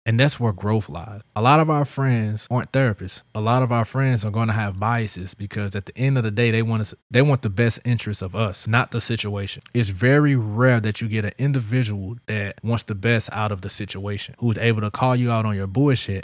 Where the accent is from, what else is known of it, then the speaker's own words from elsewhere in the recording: St. Louis, Missouri, United States; now in Central Florida, United States; my hometown in Saint Louis